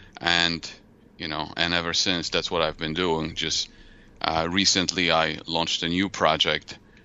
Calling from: Mishawaka, Indiana, United States; Well, I live in Indiana.

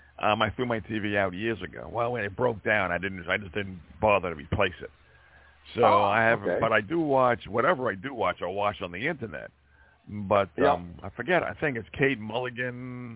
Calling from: Montana, United States; from Montana.

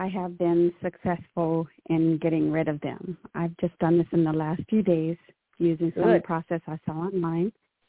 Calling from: California, United States; calling from California.

